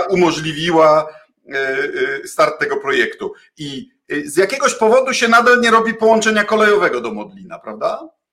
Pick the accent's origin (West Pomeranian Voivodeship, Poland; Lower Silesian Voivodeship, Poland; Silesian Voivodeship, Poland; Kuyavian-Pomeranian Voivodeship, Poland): Kuyavian-Pomeranian Voivodeship, Poland; Bydgoszcz; ja się urodziłem w Bydgoszczy, liceum w Bydgoszczy, reprezentuję e, e, Kujawsko-Pomorskie.